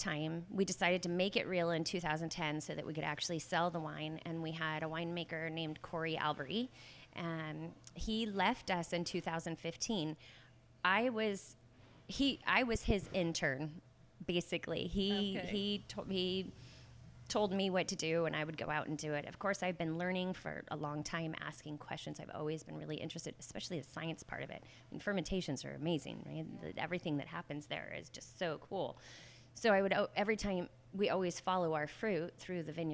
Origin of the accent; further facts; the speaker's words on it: Guerneville, California, United States; I grew up in Guerneville, and Guerneville is right in the heart of wine country.